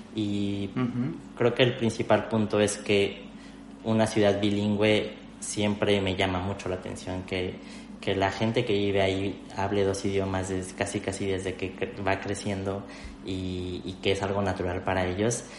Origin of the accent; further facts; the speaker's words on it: Mexico City, Mexico; moved away as an adult; now in Spain; yo soy de la Ciudad de México, que es la capital de México